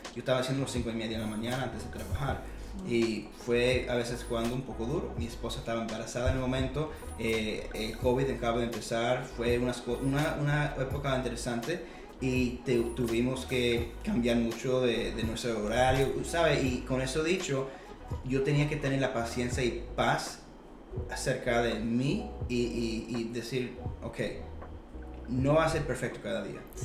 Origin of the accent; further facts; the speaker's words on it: Atlanta, Georgia, United States; nací aquí en Atlanta, Georgia, pero soy cubano